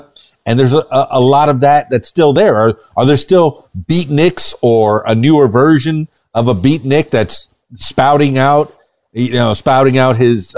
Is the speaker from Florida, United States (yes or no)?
yes; the Florida Keys, South Florida, United States; also born or lived in Miami, Florida; I was born in Miami and grew up in, you know, South Florida, the Florida Keys